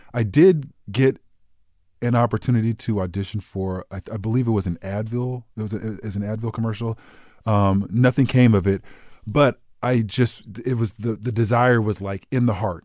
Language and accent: English; Southern California, United States; I grew up in Southern California